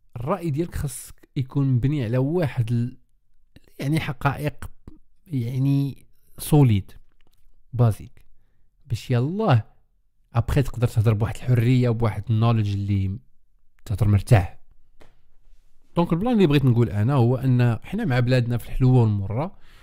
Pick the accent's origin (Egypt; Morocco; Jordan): Morocco; انا مغربي